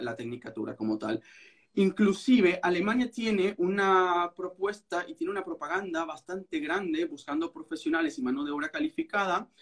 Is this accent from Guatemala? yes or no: no; Venezuela; moved away as an adult; now in Berlin, Germany; yo soy abogado venezolano